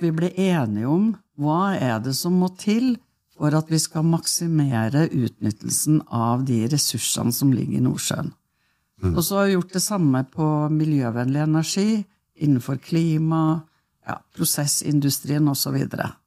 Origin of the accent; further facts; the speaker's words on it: Norway; jeg eh, eh er jo født og oppvokst ute på Stormåa